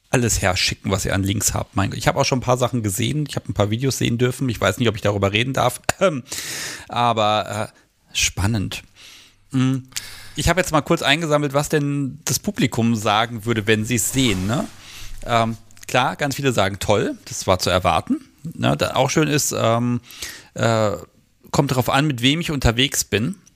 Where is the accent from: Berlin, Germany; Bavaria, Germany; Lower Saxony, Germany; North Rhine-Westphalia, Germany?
Lower Saxony, Germany; Hanover; ich bin seltener in Hannover in irgendwelchen Museen als überall anders, wo ich bin. Ne? Ich gehe meiner Heimatstadt immer nie in Museen